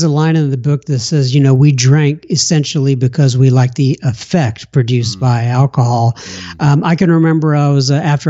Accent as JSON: {"language": "English", "town": "Bangor", "region": "Maine", "country": "United States", "tie": "born there", "said": "They came back over here, moved back over here, and I was born in Bangor, Maine. I was an Air Force brat for the first 6 years of my life."}